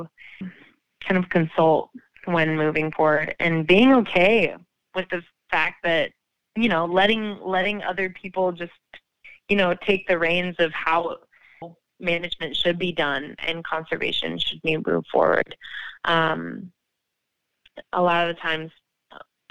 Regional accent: Pacific Northwest, United States; moved away; I was raised in the Pacific Northwest

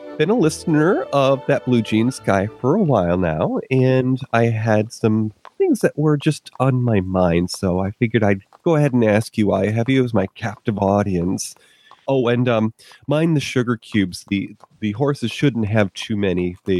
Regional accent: Northeast, United States; Now, I grew up in the Northeast, and even though my advancing, well, not really far advancing years, but my years thus far have taken me to different corners of the country.

